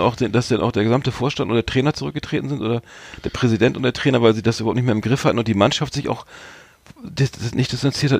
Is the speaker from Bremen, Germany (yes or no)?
yes; Bremerhaven, Bremen, Germany; wir sind ja beide äh, Bremer, Bremerhavener